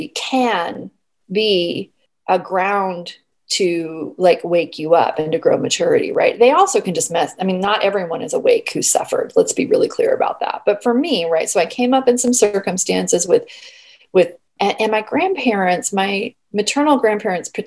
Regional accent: San Diego, California, United States; moved away; also born or lived in La Mesa / Poway; I was born and raised in San Diego

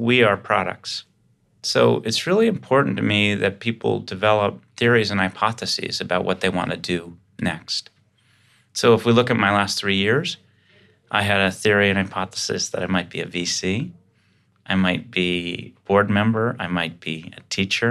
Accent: Boston, Massachusetts, United States; I grew up in Dorchester, Mass. So anytime I could say wicked, I'm stoked

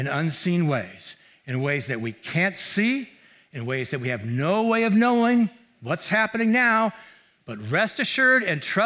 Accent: Mountain View, California, United States; I grew up here in Mountain View

